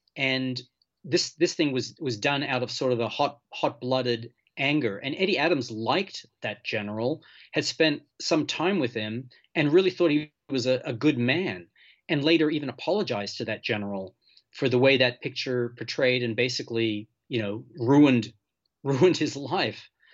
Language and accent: English; Malta; moved away; also born or lived in Portland / Southern California; I'm from Malta. I was born there, and, and my whole family's from Malta